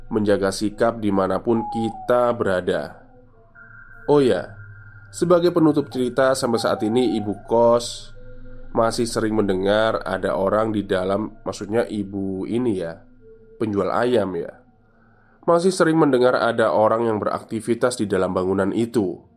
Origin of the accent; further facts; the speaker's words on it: Java, Indonesia; kita itu orang Jawa